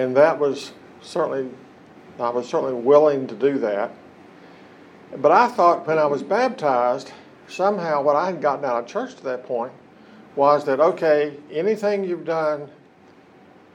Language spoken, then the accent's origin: English; Hamlin, West Virginia, United States; I was born and raised in West Virginia, in Lincoln County. County seat is Hamlin.